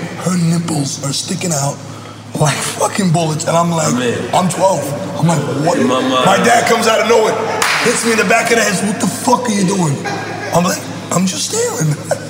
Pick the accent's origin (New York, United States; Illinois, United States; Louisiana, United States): New York, United States; Brooklyn; I grew up in Brooklyn, my guy.